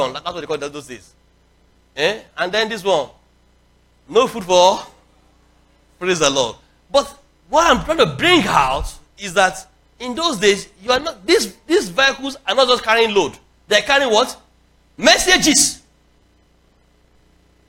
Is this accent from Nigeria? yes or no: yes; Nigeria; when I was young, you know, growing up in Nigeria, in the 70s and early 80s